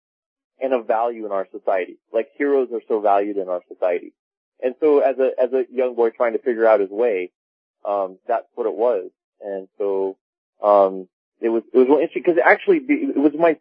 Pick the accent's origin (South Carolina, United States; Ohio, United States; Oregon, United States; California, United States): California, United States; Laguna Beach; I grew up in Laguna Beach, California